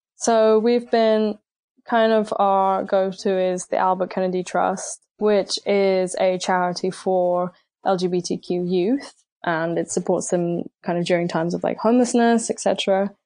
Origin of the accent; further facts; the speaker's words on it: United Kingdom; I lived basically in a very small town just outside of London and it was not exactly like a cultural hub